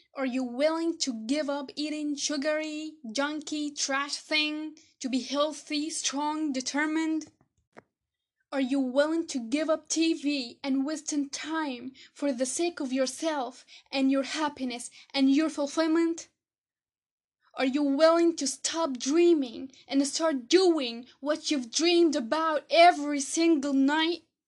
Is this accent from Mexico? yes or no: no; Egypt; I'm from Egypt